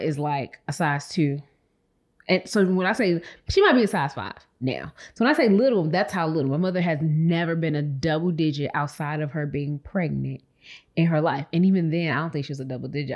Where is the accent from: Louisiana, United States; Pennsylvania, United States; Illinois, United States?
Illinois, United States; Chicago; moved away as an adult; also born or lived in Nashville; now in Houston, United States; I was born and raised in Chicago